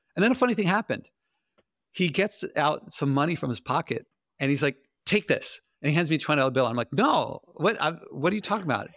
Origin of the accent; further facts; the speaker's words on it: United States; I'm American